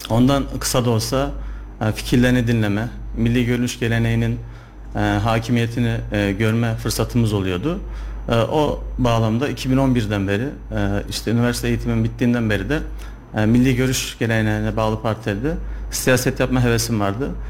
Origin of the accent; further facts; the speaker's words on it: Sivas, Sivas Province, Turkey; now in Kayseri, Turkey; Kayseri'de avukatlık yapıyorum yaklaşık 7 yıldır. Ee, aslen Sivaslıyım.